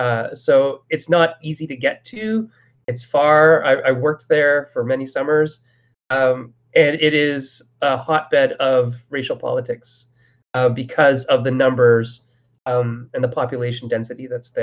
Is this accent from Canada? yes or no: yes; Sault Ste. Marie, Ontario, Canada; I'm from Sault Ste. Marie, which is probably like the third biggest